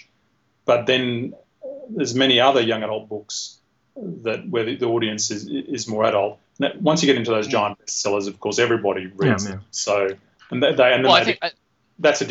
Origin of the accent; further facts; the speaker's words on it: Australia; being Australian